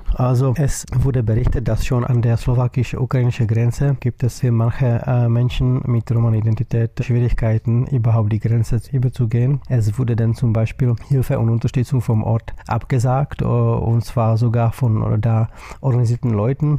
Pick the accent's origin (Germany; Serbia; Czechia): Czechia; Ich komme aus der Tschechischen Republik